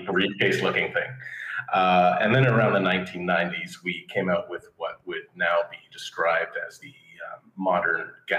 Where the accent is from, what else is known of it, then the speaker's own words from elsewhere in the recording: Ontario, Canada; I am of the Anglo-speaking Canadian variety, born and raised in Ontario, proudly so.